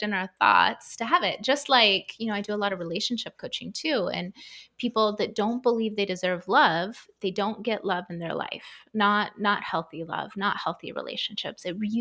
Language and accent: English; Idaho, United States; also born or lived in Southern California; We moved from Southern California to the middle of nowhere, Idaho, and grew up on, you know, we farmed our own food.